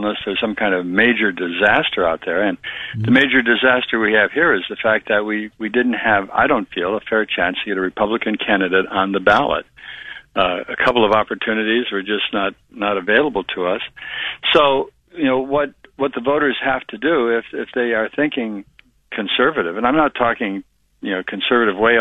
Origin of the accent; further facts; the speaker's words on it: North Royalton, Ohio, United States; the people in my hometown, North Royalton